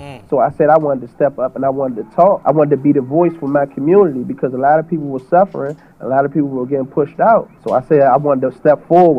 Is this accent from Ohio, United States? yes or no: no; Washington, District of Columbia, United States; Well, I'm a second generation Washingtonian. I've been in Washington, D.C. for 33 years. I've been in Ward 6 for those 33 years also. My mom was a Washingtonian also, and my grandmother moved from down North Carolina and brought my mom here